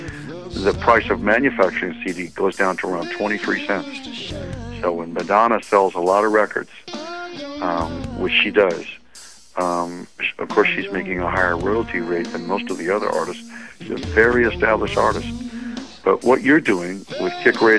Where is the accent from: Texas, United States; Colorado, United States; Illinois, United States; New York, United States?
Texas, United States; Austin; I'm from Austin, Texas